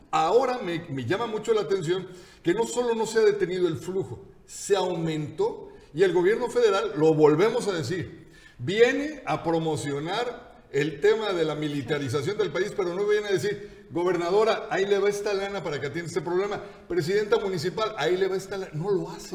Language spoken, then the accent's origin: Spanish; Mexico; nosotros, teniendo una condición de migrantes por el mundo, o sea, siendo mexicanos